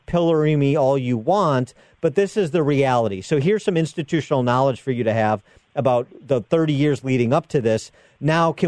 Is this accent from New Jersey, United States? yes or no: no; Illinois, United States; my home state